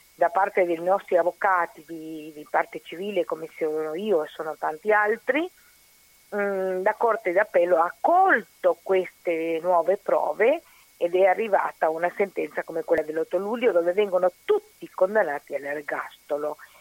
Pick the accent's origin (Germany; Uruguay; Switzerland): Uruguay; Italian is a second language; also born or lived in Argentina; now in Italy; Io sono uruguaiana, però ho vissuto in Argentina